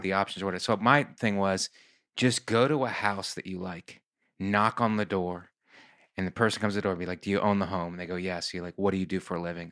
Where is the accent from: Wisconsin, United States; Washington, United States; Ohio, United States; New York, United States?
Ohio, United States; Youngstown; moved away; also born or lived in Philadelphia; I'm from Youngstown, Ohio, which is halfway between Cleveland and Pittsburgh